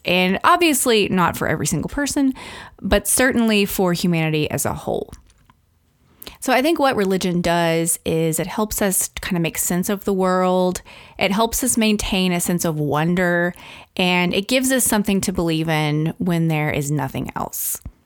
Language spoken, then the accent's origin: English; the South, United States; I was raised in the Christian tradition, specifically in the South, in the Assembly of God denomination